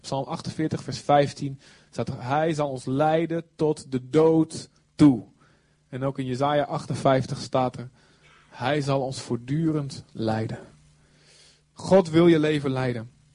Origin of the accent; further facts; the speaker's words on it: Netherlands; we zijn Hollanders